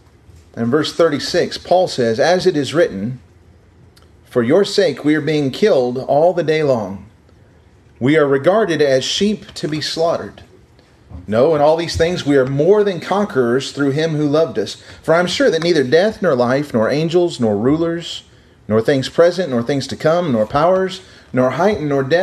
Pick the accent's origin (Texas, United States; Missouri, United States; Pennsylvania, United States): Missouri, United States; I was from Missouri